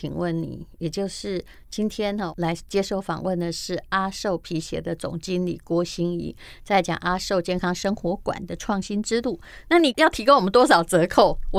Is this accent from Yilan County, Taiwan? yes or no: yes; Yilan County, Taiwan; 因为我们是宜兰人的缘故